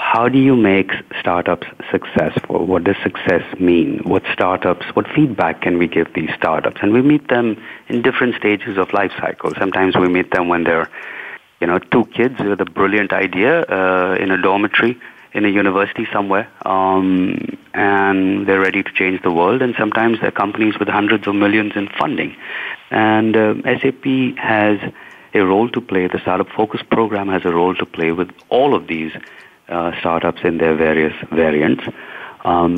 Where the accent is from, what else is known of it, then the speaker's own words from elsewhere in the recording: India; where I'm from India